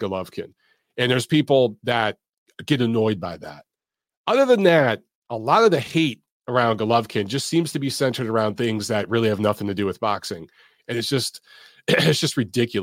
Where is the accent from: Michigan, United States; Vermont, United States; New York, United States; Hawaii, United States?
Michigan, United States; I'm from Michigan